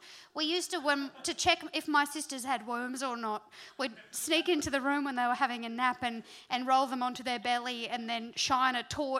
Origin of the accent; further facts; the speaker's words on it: North Queensland, Australia; I'm from North Queensland.